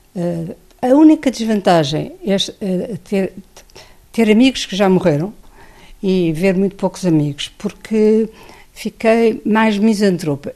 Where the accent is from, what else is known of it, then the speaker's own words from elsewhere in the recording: Portugal; venho de Portugal